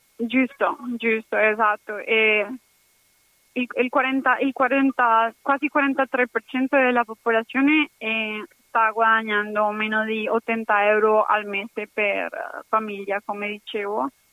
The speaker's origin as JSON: {"language": "Italian", "town": "Cali", "region": "Valle del Cauca", "country": "Colombia", "second_language": "Italian", "moved": "yes", "lives_now": "Padua, Italy", "said": "sono colombiana, sono dei Cali e adesso la mia città è colpita"}